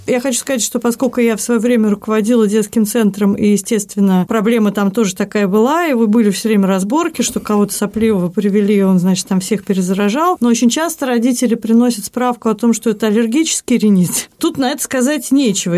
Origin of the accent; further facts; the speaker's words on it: Saint Petersburg, Russia; я и родилась в Петербурге, в Ленинграде, и работала в Петербурге